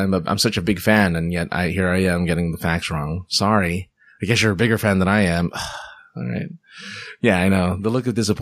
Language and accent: English; Philippines